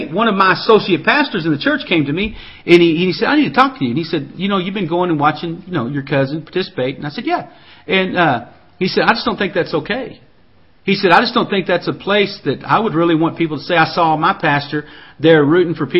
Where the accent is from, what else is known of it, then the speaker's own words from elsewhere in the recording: the South, United States; I was raised in the South